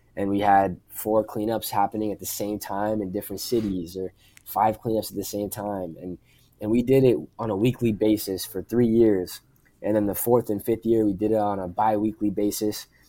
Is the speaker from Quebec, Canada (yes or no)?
no; Pickering, Ontario, Canada; in my hometown of Pickering, Ontario, in Canada